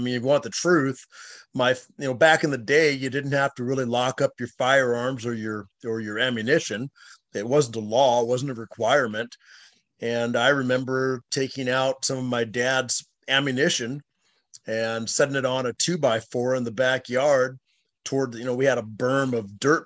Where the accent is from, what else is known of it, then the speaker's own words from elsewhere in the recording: Seattle, Washington, United States; also born or lived in SeaTac, Washington; now in Los Angeles, United States; I grew up in Seattle, Washington.